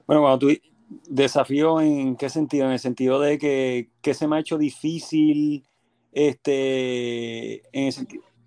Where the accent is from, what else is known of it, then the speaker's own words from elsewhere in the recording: Puerto Rico; moved away as an adult; also born or lived in Berkeley, California, United States; yo básicamente vine aquí a Puerto Rico por un periodo de, luego que me gradué, vine por un periodo de un año y medio y rápido me regresé a Estados Unidos